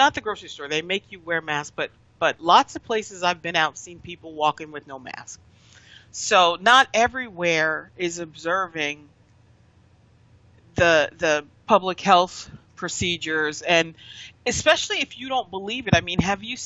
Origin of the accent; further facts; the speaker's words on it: Pennsylvania, United States; moved away; I'm from Pennsylvania